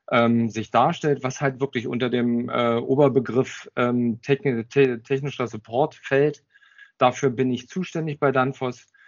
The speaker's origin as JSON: {"language": "German", "region": "Berlin", "country": "Germany", "tie": "born or raised there", "said": "Ich bin waschechter Berliner, was man eventuell vielleicht nicht hört."}